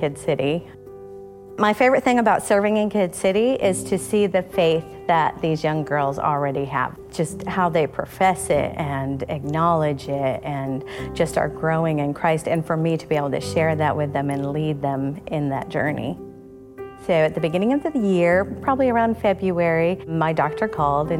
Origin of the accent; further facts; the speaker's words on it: New York, United States; moved away as an adult; now in North Carolina, United States; I grew up in New York State.